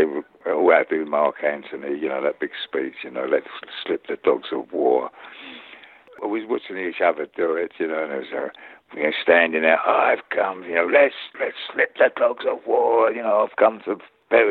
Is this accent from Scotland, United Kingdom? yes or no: no; London, United Kingdom; accent: East End; I've got an East End face, working class face